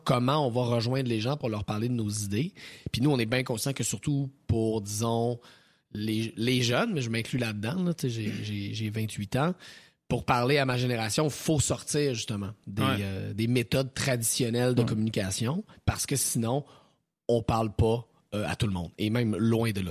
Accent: Thetford Mines, Quebec, Canada; je viens de la région de Thetford Mines

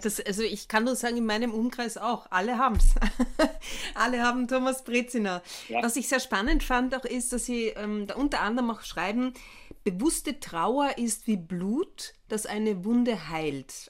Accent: Villach, Carinthia, Austria; wo ich aufgewachsen bin, nämlich in Villach

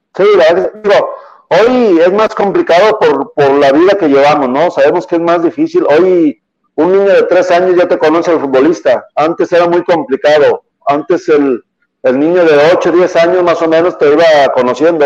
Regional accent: Guadalajara, Jalisco, Mexico; yo soy del barrio de Talpita, todo mi barrio estaba ahí en una, en una esquina con toda mi familia

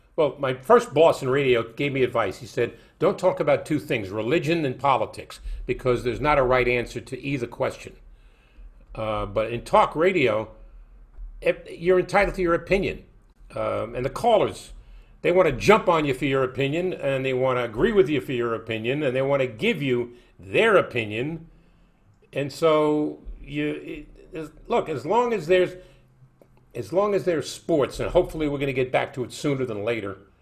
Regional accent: New York City, New York, United States; when I grew up in Brooklyn

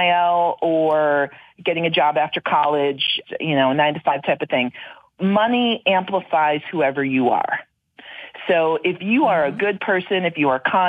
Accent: Wisconsin, United States; I'm from Wisconsin. So if somebody's from my area where I grew up

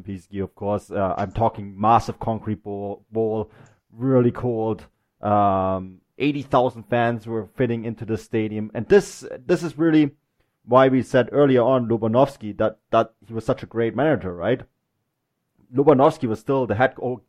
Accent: Germany; when you are a teenager growing up in Germany

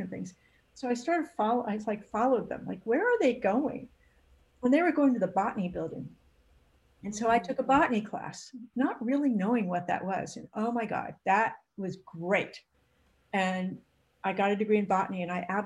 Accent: San Fernando Valley, California, United States; also born or lived in North Carolina; I grew up in the San Fernando Valley

